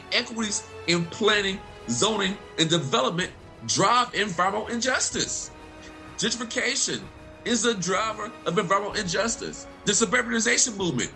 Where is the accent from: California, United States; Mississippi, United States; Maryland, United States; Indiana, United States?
Mississippi, United States; Vicksburg; I'm from Mississippi. I grew up in Vicksburg, Mississippi.